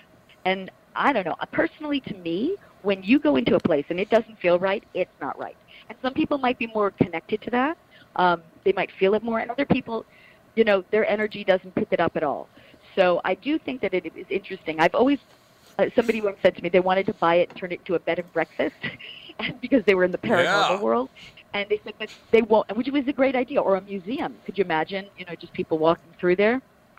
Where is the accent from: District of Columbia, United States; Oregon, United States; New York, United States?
New York, United States; Plainview; Yeah, I'm from Plainview. I got to say maybe 15 minutes or so from Amityville.